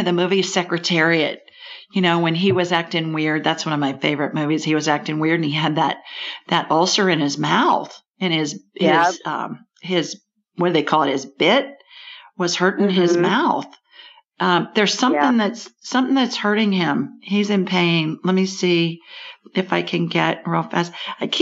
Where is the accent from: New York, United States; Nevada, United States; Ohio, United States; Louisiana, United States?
Ohio, United States; Columbus; moved away; Near Columbus, the city of my birth. Central Ohio, another Central Ohio girl